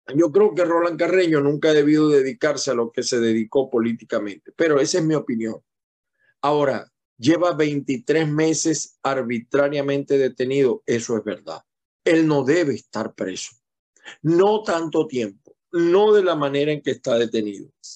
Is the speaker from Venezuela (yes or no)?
yes; Venezuela; now in United States; Somos latinoamericanos, somos venezolanos fundamentalmente